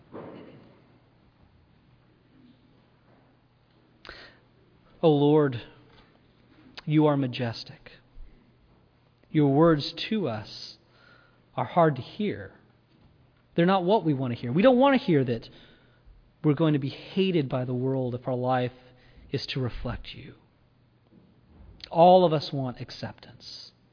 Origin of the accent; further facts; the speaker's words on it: United States